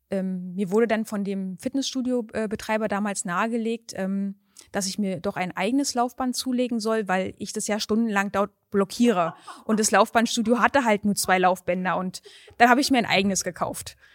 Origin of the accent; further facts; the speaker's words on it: Berlin, Germany; ich bin waschechte Berlinerin.